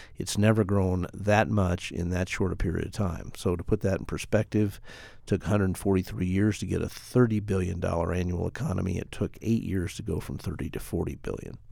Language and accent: English; Colorado Springs, Colorado, United States; also born or lived in Denver; the mayor of my hometown. I literally grew up with this city